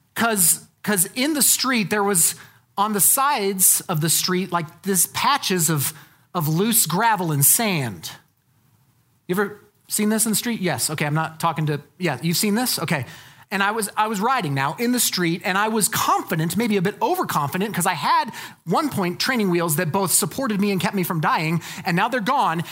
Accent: Colorado, United States; I'm from Colorado

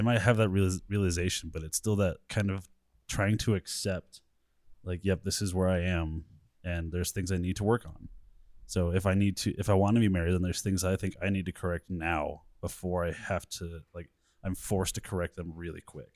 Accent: Colorado, United States; I'm from Colorado, born and raised here

